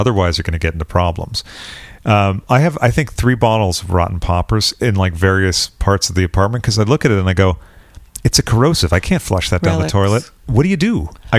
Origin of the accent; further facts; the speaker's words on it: London, United Kingdom; I'm out from London. I'm over here.